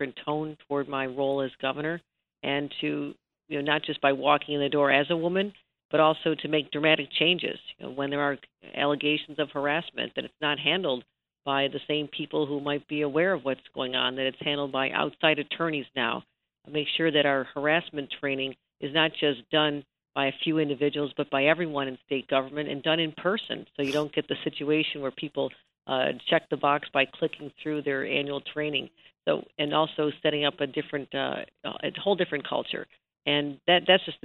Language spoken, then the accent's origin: English; Buffalo, New York, United States; I was a young girl growing up in Buffalo